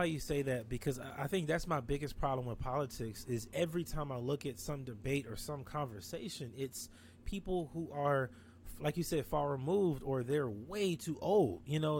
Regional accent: Watts, Compton, Long Beach, California, United States; I grew up in Watts, Compton, Long Beach. Like I'm from that side. I'm from the hood.

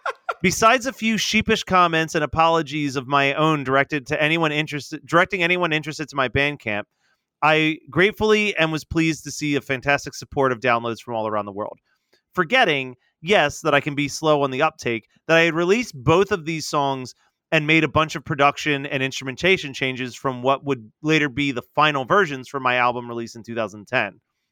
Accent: South Africa; It was never screened in my home country of South Africa, so I had no idea of the level of popularity and following that the series had.

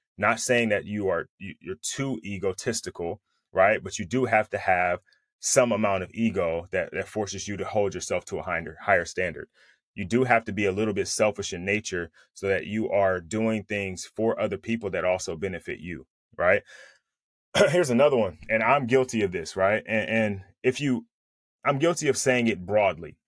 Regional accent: Bay Area, California, United States; now in Southern California, United States; I'm from the Bay Area, but I live in Southern California

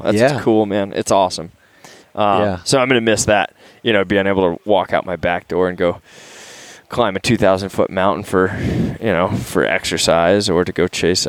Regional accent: Texas, United States; moved away as an adult; also born or lived in Carbondale, Colorado; I grew up in Texas where the state is 2%.

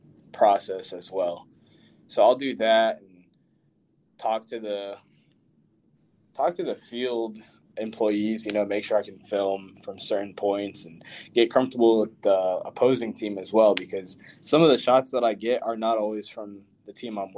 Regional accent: Northern Virginia, United States; I'm from Northern Virginia, not too far from DC

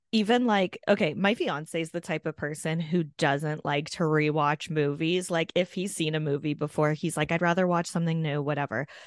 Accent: Canada; born or raised there

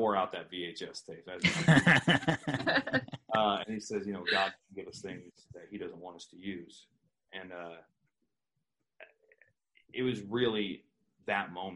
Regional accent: Pacific Northwest, United States; I'm from the Pacific Northwest. So I got to see, you know, Roddy Piper

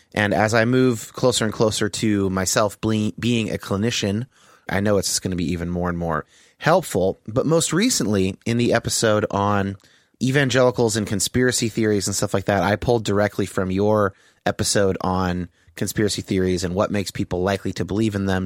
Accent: Bay Area, California, United States; I grew up in uh, the Bay Area in California

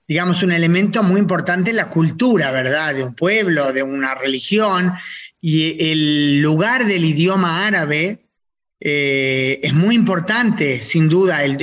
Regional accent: Israel; Sí, sí, nací en Israel

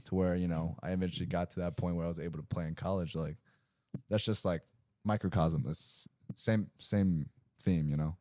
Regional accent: Greensboro, North Carolina, United States; I grew up in Greensboro, North Carolina, you know, not a lot of Asians out there

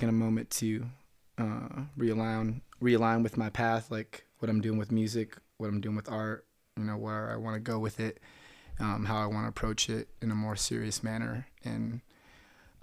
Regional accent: Reno, Nevada, United States; also born or lived in Oklahoma City, Oklahoma / Carson City, Nevada / Oahu, Hawaii; then to Reno, 92. And so I went to elementary, middle, and high school here

